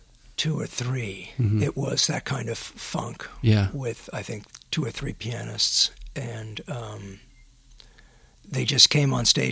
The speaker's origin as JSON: {"language": "English", "town": "Washington", "region": "District of Columbia", "country": "United States", "tie": "born or raised there", "said": "I grew up in Washington, D.C."}